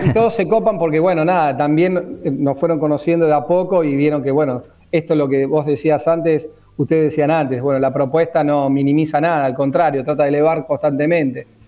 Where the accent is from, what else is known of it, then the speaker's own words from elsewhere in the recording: Mar del Plata, Buenos Aires Province, Argentina; yo soy marplatense